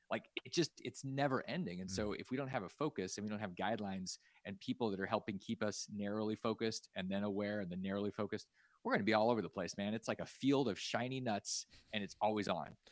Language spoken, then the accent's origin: English; Alaska, United States; I grew up in Alaska